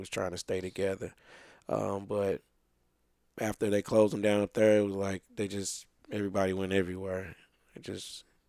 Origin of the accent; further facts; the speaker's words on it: St. Louis, Missouri, United States; I grew up back in the '80s. Coming up, I've seen a lot of things. As I was saying before, I grew up in Laclede Town